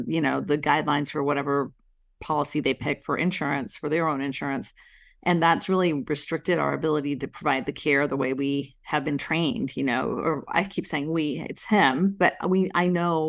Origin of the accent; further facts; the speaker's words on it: India; my husband is Italian, and obviously I'm from India. My parents were born in India.